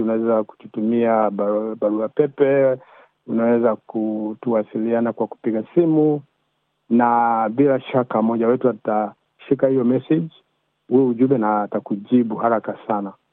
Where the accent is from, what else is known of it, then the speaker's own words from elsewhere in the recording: Kenya; moved away; mimi ni Mkenya